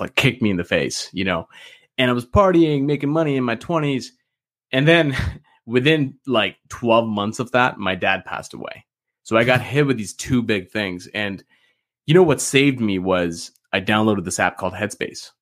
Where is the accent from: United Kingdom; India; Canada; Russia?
Canada; I'm actually from Canada